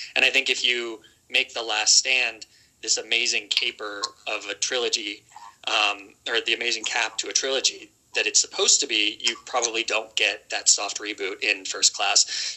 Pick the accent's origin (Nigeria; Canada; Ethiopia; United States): United States; accent: American; my American accent